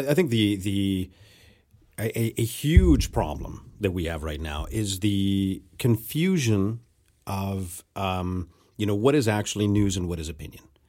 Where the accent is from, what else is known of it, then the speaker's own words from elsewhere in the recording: Mexico; moved away; growing up in Mexico